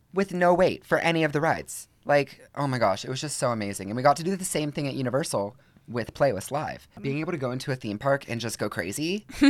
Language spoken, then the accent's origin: English; Georgia, United States; now in Los Angeles, United States; I'm from Georgia